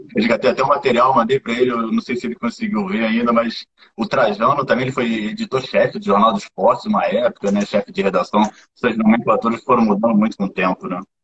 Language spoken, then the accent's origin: Portuguese; Rio de Janeiro, Brazil; eu sou do Rio